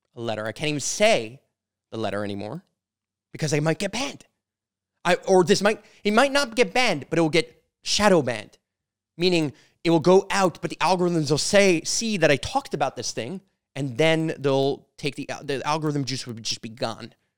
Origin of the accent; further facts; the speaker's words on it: Canada; I'm a Canadian. I'm from Canada